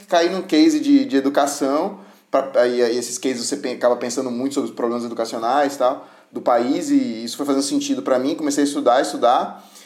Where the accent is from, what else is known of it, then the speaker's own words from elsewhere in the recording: Salvador, Bahia, Brazil; eu nasci em Salvador